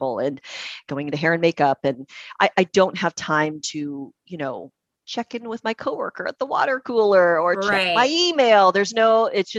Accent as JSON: {"language": "English", "town": "Puyallup", "region": "Washington", "country": "United States", "tie": "born or raised there", "also_born_or_lived": "Syracuse, New York / Las Vegas, Nevada", "lives_now": "Seattle, United States", "said": "I was born and raised in Puyallup. Down in Pierce County"}